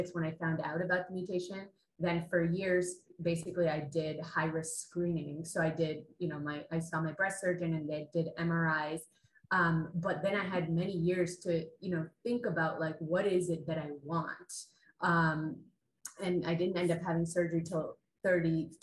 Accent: Canada; my background is South Asian, and I grew up in Canada, and I was born and raised in Canada

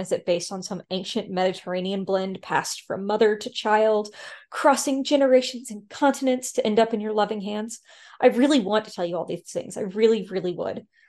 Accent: the South, United States; I'm from the South

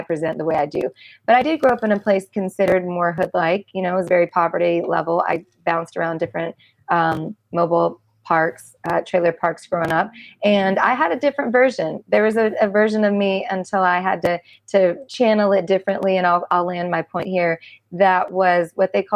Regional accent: United States; also born or lived in Mississippi / Arkansas; I grew up in Mississippi and Arkansas

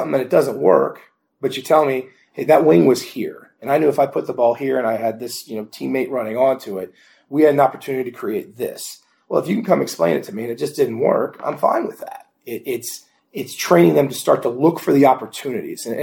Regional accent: Indianapolis, Indiana, United States; I'm from Indianapolis, so a Colts fan

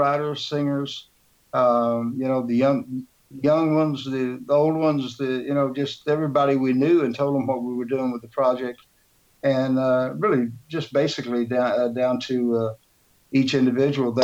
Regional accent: Houston, Texas, United States; the great city of Houston. Which is my hometown and Sandy's hometown

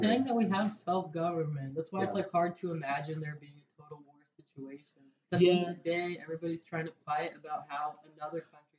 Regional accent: United States; being American.

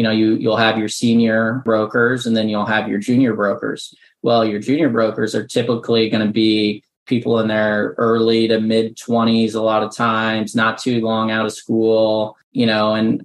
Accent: Midwest, United States; moved away as an adult; also born or lived in Central Illinois; now in Nashville, United States; I'm born and raised in the Midwest

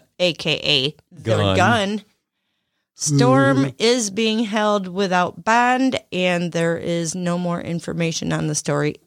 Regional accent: Lakeview, Michigan, United States; born there; I was born in Lakeview, by the way.

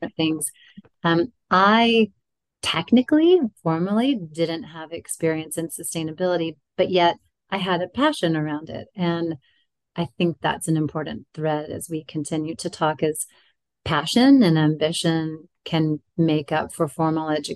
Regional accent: Alabama, United States; moved away as an adult; also born or lived in New York City; I'm originally from Alabama

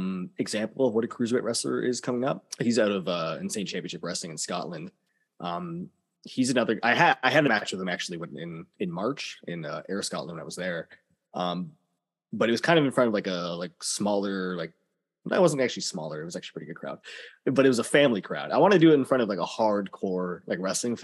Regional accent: Canada; being Canadian wrestlers

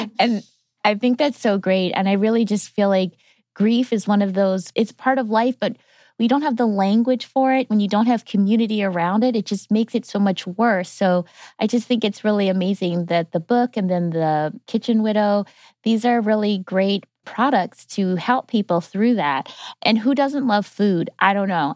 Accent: Wisconsin, United States; I'm from Wisconsin

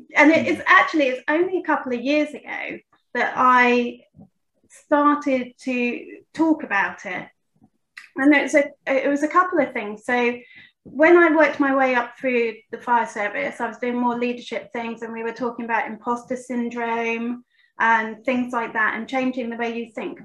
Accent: United Kingdom; I'm from Great Britain

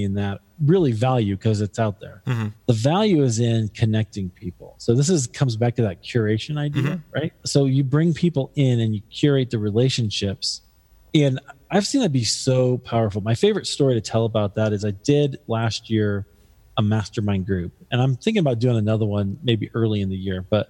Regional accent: Des Moines, Iowa, United States; now in Denver, United States; my hometown of Des Moines, Iowa

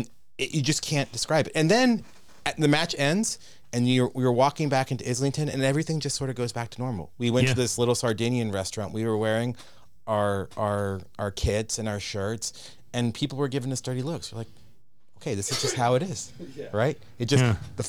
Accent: Texas, United States; I grew up in Texas. I'm a Cowboys fan.

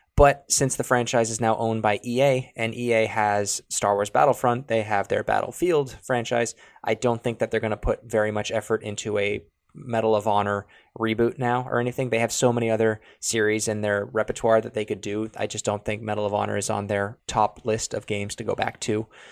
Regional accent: Canada; we're from Canada

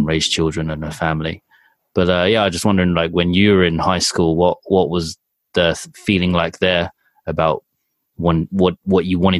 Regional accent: England, United Kingdom; moved away as an adult; also born or lived in Japan; being in England, and growing up in England

